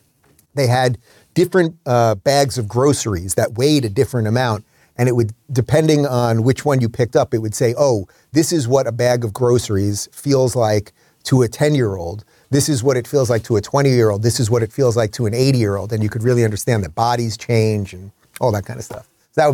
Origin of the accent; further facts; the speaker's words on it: Long Island, New York, United States; I grew up in Long Island